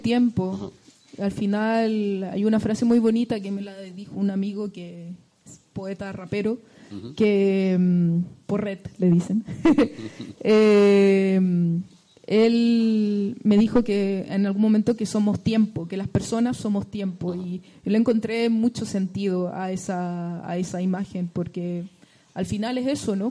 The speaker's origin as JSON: {"language": "Spanish", "country": "Chile", "moved": "yes", "said": "estar lejos de Chile"}